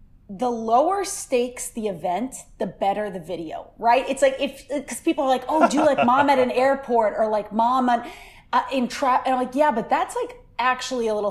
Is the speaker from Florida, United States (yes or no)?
no; Seekonk, Massachusetts, United States; I'm from Seekonk, Mass